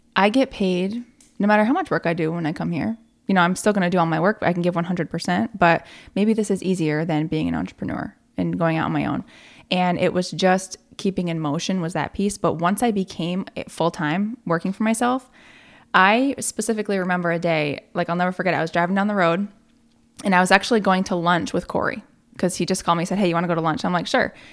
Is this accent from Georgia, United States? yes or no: no; Malone, New York, United States; moved away as an adult; now in Plattsburgh, United States; I'm from Malone